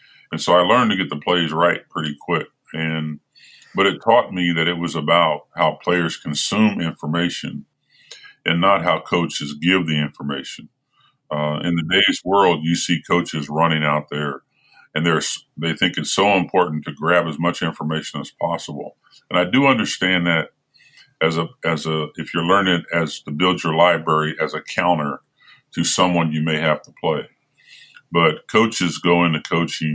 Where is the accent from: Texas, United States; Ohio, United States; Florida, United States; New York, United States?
Ohio, United States; Middletown; moved away as an adult; also born or lived in Indiana / Los Angeles; now in Canada; I grew up in the in Middletown, Ohio, outside of Cincinnati